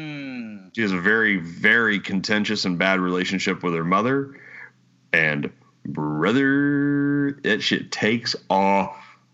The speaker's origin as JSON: {"language": "English", "region": "Texas", "country": "United States", "said": "Two is I'm from Texas."}